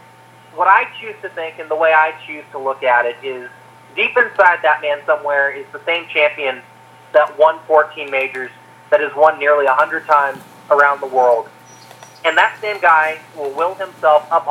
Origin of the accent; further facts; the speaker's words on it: Orlando, Florida, United States; growing up in the Orlando area, going out to Bay Hill.